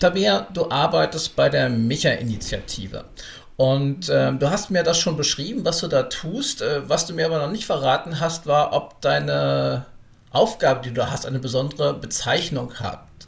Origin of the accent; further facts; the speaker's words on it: Berlin, Germany; für mich als Urberliner